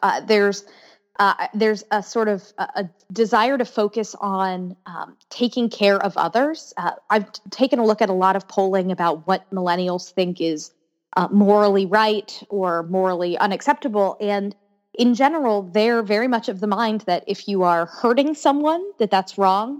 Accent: Orlando, Florida, United States; moved away as an adult; now in Washington, D.C., United States; I grew up in Orlando, Florida

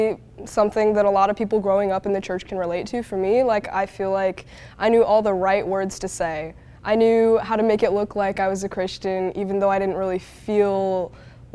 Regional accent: United States; also born or lived in China; They came and got me and brought me back to the States

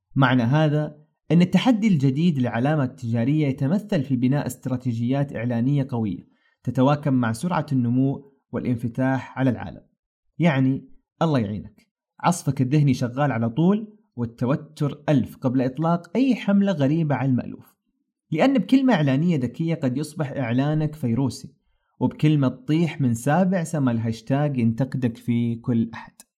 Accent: Saudi Arabia; صنعتنا كسعوديين

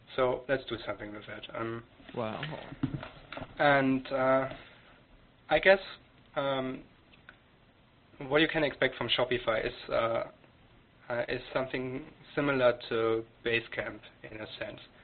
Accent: Germany; moved away as an adult; now in Canada; I, am German. I came came to Canada two three years ago. I grew up in Germany

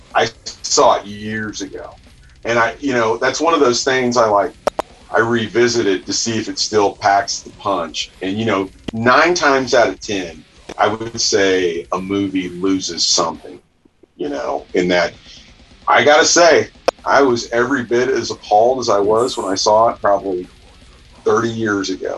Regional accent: about an hour outside Kansas City, Missouri, United States; I grew up in the sticks

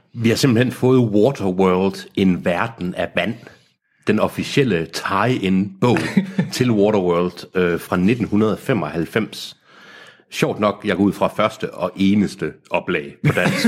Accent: Aarhus, Central Denmark Region, Denmark; jeg kommer fra Aarhus.

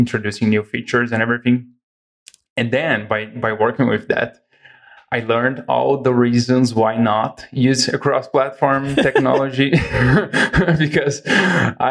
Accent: Brazil; also born or lived in Igrejinha, Rio Grande do Sul, Brazil; So I'm from Brazil. I live in the very south of Brazil in a city called Igrejinha

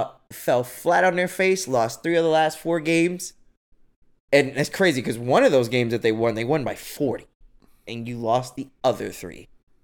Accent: United States

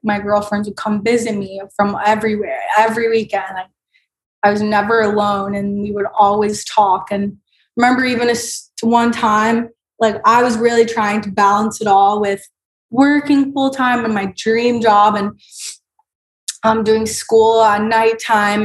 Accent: Tampa, Florida, United States; moved away as an adult; now in Washington, D.C., United States; I grew up in Florida

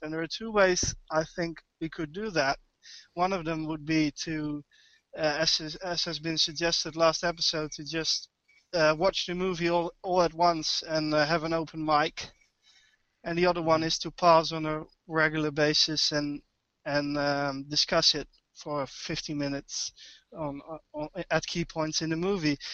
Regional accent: Netherlands; English is a second language; also born or lived in Amersfoort; I'm from Holland. I live uh, near Arnhem

